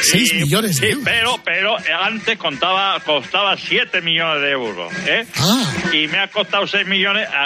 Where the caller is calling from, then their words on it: Huelva, Andalusia, Spain; de Huelva.